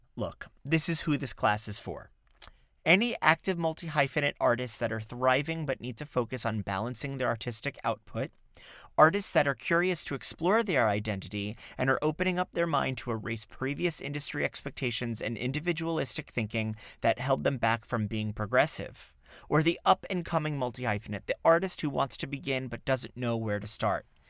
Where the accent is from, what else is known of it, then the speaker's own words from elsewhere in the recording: South Florida, United States; now in New York City, United States; I grew up in South Florida